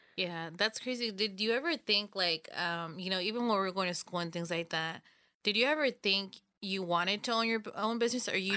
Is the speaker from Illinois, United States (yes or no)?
no; Los Banos, California, United States; we're all from Los Baños